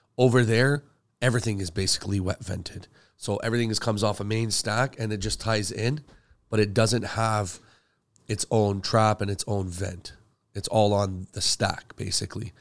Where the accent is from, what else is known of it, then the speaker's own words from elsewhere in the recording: Canada; also born or lived in Middle East; I'm from the Middle East originally. Uh, I mean, I came here when I was five, so I'm really, like, Canadian